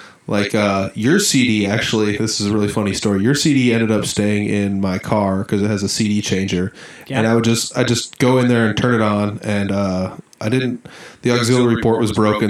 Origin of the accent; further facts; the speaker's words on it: near Fort Dodge, Iowa, United States; that's actually right up near my neck of the woods. That's in Fort Dodge. It's on a radio station I can get in my hometown, 92.1